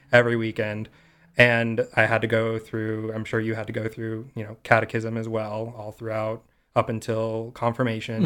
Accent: Simi Valley, California, United States; originally I'm from this tiny little town on the edge of L A and Ventura County called Simi Valley

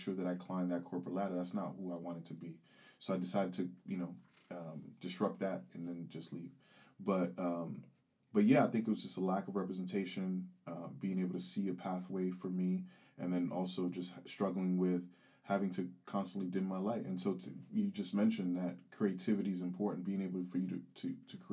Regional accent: United States; also born or lived in Geneva, Switzerland; I'm American

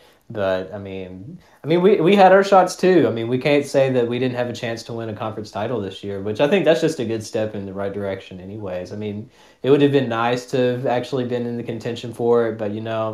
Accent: United States; I'm from Smith County.

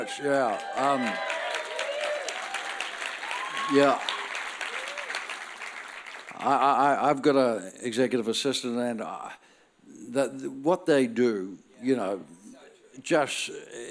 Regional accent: Northern Ireland, United Kingdom; now in Australia; I'm born in Northern Ireland. That makes me Irish.

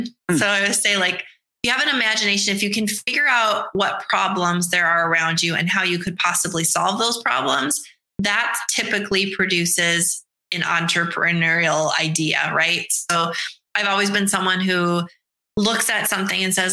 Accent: North Dakota, United States; moved away as an adult; now in Nashville, United States; born and raised in North Dakota, lived there forever

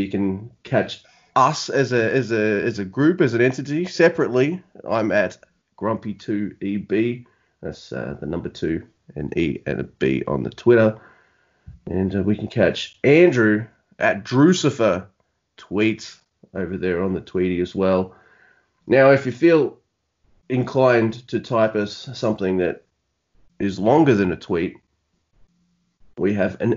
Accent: Australia; I'm from down under in Australia, you can tell by my awesome accent

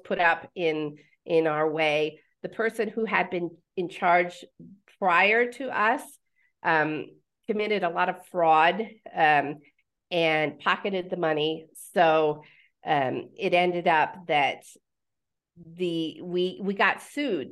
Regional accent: Pennsylvania, United States; moved away as an adult; also born or lived in Nebraska; now in Mexico; I was born in Pennsylvania

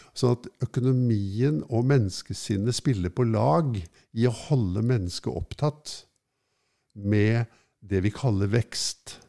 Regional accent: Oslo, Norway; jeg er fra Norge og fra Oslo vest

